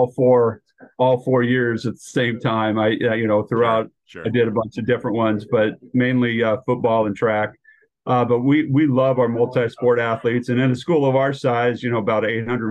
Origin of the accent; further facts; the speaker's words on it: Portland, Oregon, United States; I grew up in Southeast Portland and have three older siblings